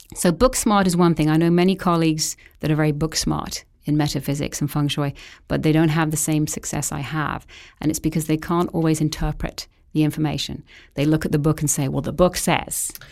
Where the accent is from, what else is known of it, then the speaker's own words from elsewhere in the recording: England, United Kingdom; moved away as an adult; also born or lived in Vancouver Island, Canada; now in Canada; left England at an early age to be a nanny over here